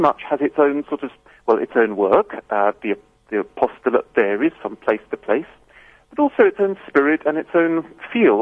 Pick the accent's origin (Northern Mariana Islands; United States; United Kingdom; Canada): United Kingdom; moved away as an adult; now in Port Elizabeth, South Africa; I'm British myself